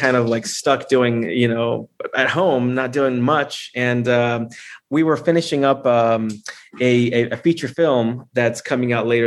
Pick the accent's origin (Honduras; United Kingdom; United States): Honduras; I'm from Honduras. I'm from Central America